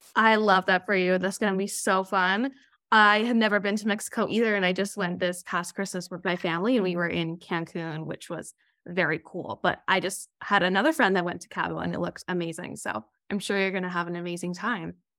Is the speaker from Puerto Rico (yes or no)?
no; Okanagan, British Columbia, Canada; now in Toronto, Canada; I did grow up in the Okanagan, but currently I'm living out in Toronto, Ontario.